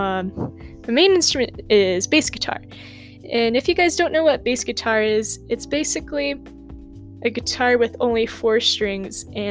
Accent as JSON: {"language": "English", "town": "Havre", "region": "Montana", "country": "United States", "tie": "born or raised there", "said": "I was born in Havre, Montana, born and raised"}